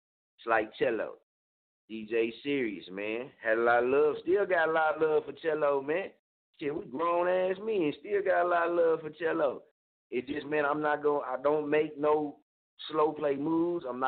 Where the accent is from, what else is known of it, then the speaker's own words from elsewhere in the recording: Muskogee, Oklahoma, United States; now in Wichita, United States; I don't stay in Muskogee. That's my hometown